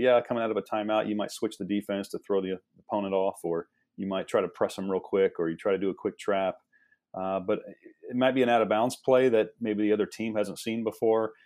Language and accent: English; Midwest, United States; moved away as an adult; also born or lived in East Coast; I'm from the Midwest